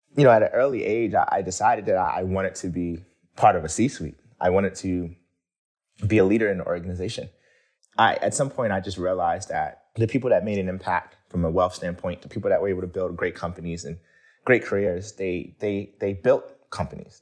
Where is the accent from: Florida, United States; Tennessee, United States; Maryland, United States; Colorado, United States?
Maryland, United States; Baltimore; growing up in Baltimore, I grew up in a pretty, you know, urban environment